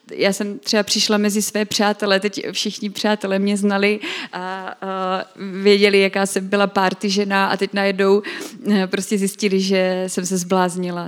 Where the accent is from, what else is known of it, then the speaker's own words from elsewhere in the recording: Brno, South Moravian Region, Czechia; u nás v Brně